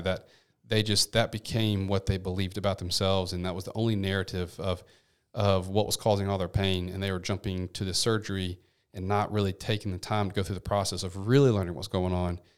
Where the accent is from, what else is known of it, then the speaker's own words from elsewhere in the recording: Memphis, Tennessee, United States; also born or lived in Seattle; I'm from Memphis, born and raised, nine oh one